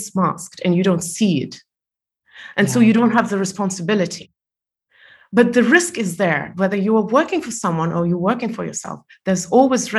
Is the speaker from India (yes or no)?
no; Estonia; moved away as an adult; also born or lived in Malaysia; I was born in Soviet Union and I was 14 when it collapsed